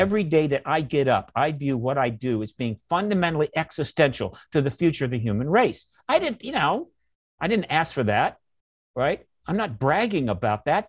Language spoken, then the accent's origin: English; United States; I'm an American